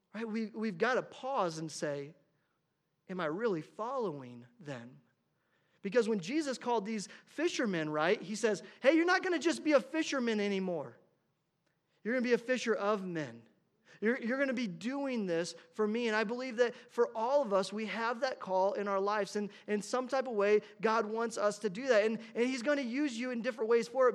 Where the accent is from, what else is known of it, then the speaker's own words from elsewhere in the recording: Indiana, United States; moved away as an adult; I grew up in Indiana